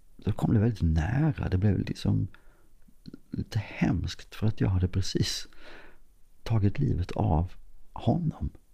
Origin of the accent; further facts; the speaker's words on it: Klippan, Skåne, Sweden; konstföreningen hemma i Klippan